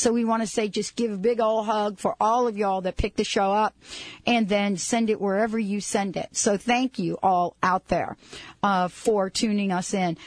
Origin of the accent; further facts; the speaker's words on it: East Coast, United States; now in West Coast, United States; I grew up on the East Coast, when I moved out here to the West Coast